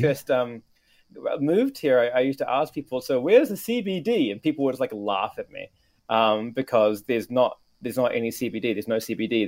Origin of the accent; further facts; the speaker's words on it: New Zealand; also born or lived in Japan / Canada; now in Tokyo, Japan; my home country, New Zealand